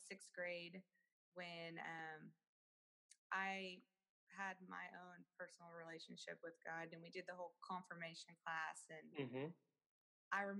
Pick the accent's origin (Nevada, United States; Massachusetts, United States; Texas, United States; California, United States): Texas, United States; Austin; also born or lived in Marble Falls, Texas; I was born and raised actually in Austin, Texas